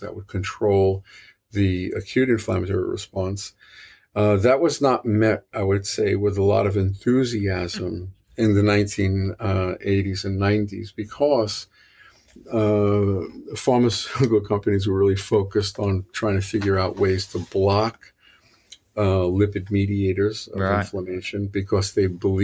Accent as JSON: {"language": "English", "town": "New York City", "region": "New York", "country": "United States", "tie": "born or raised there", "accent": "New York City", "moved": "yes", "said": "you could probably hear this is a New York City accent. It's not a it's not a Boston accent. I'm originally from New York, and I went to school in New York"}